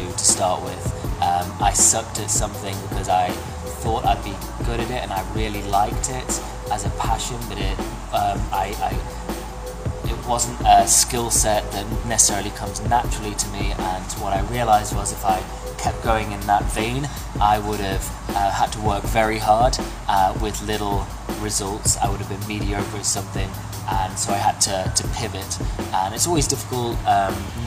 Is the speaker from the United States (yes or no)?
no; England, United Kingdom; moved away as an adult; also born or lived in Australia; now in Toronto, Canada; I was born in Australia, raised in England, and now live in Toronto.